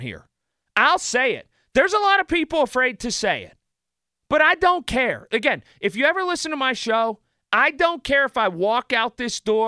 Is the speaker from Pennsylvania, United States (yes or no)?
yes; Sharpsburg, Pennsylvania, United States; also born or lived in Hampton, Pennsylvania; I grew up in Sharpsburg. I live in Hampton.